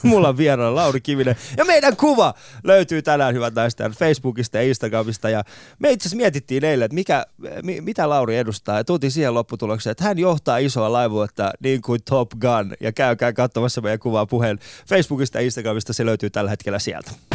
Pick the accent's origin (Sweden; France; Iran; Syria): Iran; now in Finland; mä oon Iranista